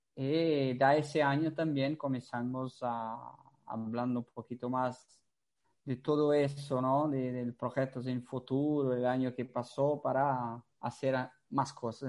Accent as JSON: {"language": "Spanish", "country": "Portugal", "second_language": "Spanish", "moved": "yes", "lives_now": "Italy", "said": "yo soy portugués, entonces, como soy portugués, trabajo en Italia"}